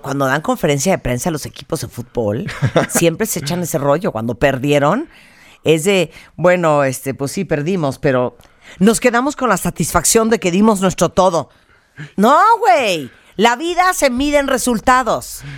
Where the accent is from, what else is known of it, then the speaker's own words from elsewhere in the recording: Mexico; nuestra mentalidad como mexicanos